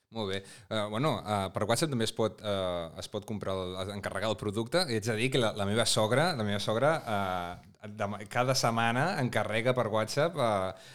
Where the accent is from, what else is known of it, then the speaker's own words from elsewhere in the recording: Breda, Catalonia, Spain; jo sóc veí de Breda